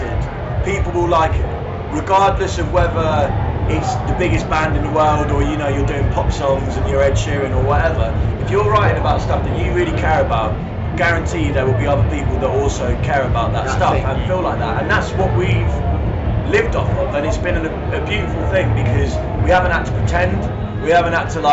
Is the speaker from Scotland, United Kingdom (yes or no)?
no; Hastings, South East England, United Kingdom; We're from Hastings